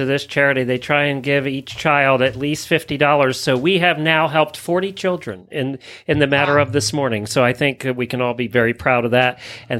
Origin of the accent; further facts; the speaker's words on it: Lancaster County, Pennsylvania, United States; now in Florida, United States; growing up in Lancaster County, Pennsylvania, which is the heart of Amish country